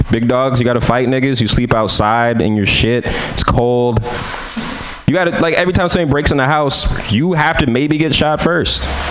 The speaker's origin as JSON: {"language": "English", "town": "San Francisco", "region": "California", "country": "United States", "said": "I'm from San Francisco"}